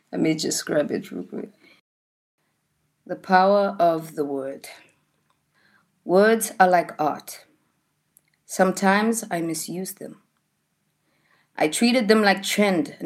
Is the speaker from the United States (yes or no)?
no; Australia; moved away; many traumas that I've lived past from being an Australian